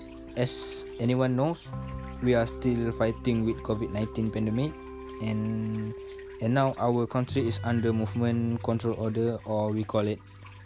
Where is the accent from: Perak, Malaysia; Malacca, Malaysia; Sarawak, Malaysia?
Perak, Malaysia; I'm from Perak. And I stay at Pangkalan TADM Lumut. My parents also from Perak.